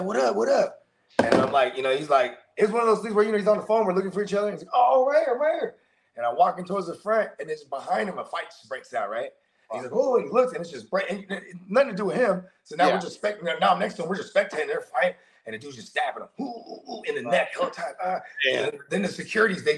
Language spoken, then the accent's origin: English; San Jose, California, United States; I'm from San Jose